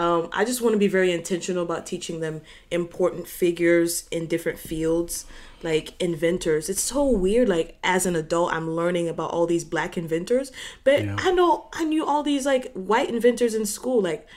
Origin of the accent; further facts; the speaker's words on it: Haiti; now in Florida, United States; I came from Haiti to Florida. I only know Florida black people slang.